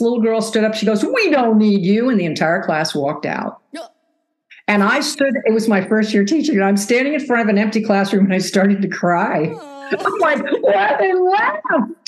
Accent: East Coast, United States; moved away as an adult; now in Arizona, United States; I was from the East Coast.

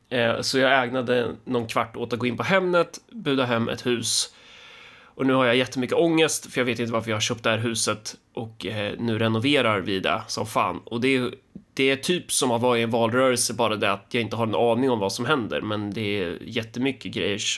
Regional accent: Sweden; Ja, Alltså det smutsigaste man, man som svensk kan, kan komma på är väl egentligen sån här typisk eh, sån här dansk

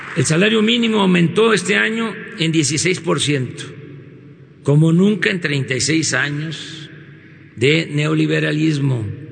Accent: Mexico; somos mexicanos.

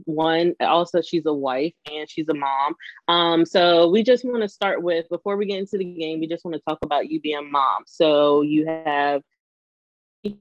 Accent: the South, United States; we're from the South

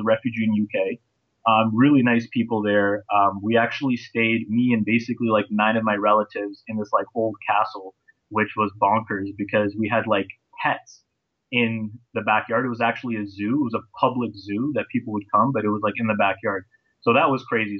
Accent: Toronto, Ontario, Canada; also born or lived in Bosnia / United Kingdom; I'm actually from Toronto, Ontario, Canada

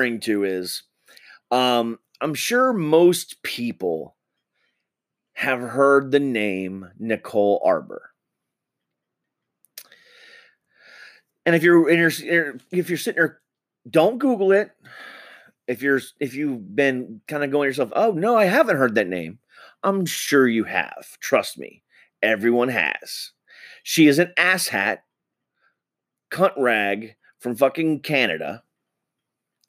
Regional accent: United States; I'm an American citizen

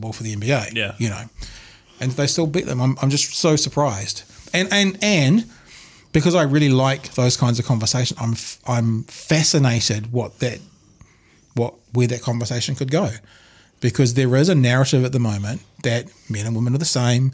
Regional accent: New Zealand; we're an English-speaking country. We're a bilingual country, obviously. Yeah. We're actually a trilingual if you include New Zealand Sign Language, three official languages

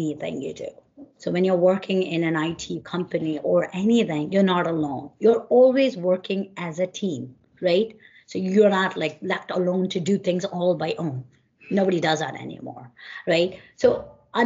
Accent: India; moved away as an adult; now in New Jersey, United States; I came from India. My, you know, roots are back from India.

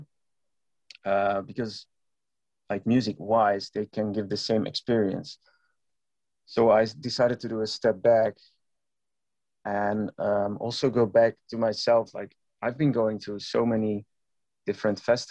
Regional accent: Eindhoven, North Brabant, Netherlands; It was in Eindhoven, my hometown where I grew up.

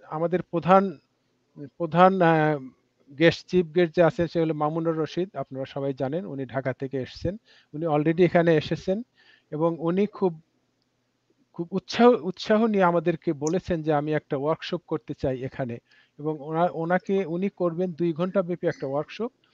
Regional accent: Bangladesh; now in Washington, D.C., United States; আমরা যখন বাংলাদেশে সত্তরের দশকে আশির প্রথম দশকের প্রথম দিকে বড় হয়েছি

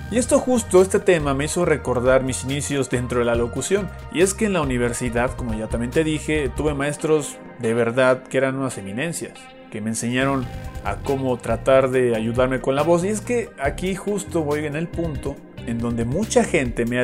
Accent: Mérida, Yucatán, Mexico; accent: Yucatec; yo nací en Mérida, Yucatán, yo soy yucateco. Entonces yo tenía el acento yucateco que es bastante peculiar, muy arraigado.

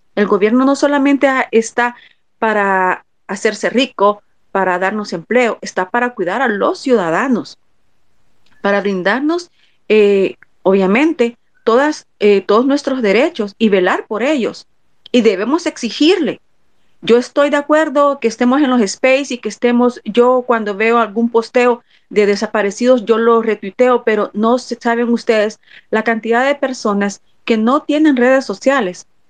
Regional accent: El Salvador; como salvadoreños

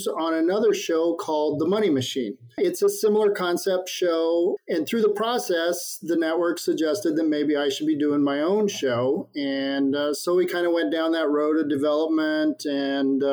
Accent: Midwest, United States; I grew up in the Midwest on a small town farm

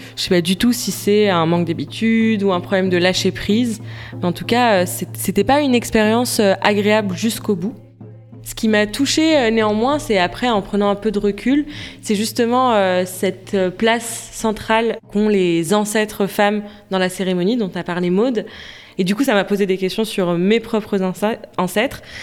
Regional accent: France; quand on a grandi en France

